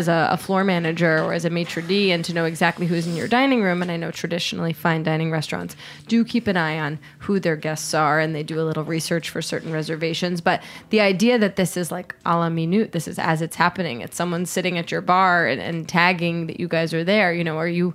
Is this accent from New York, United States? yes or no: yes; New York, United States